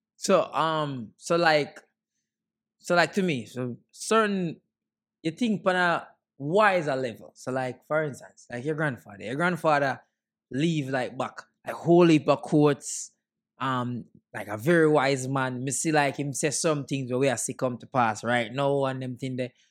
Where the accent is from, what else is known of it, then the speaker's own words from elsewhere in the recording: Jamaica; And me are Jamaican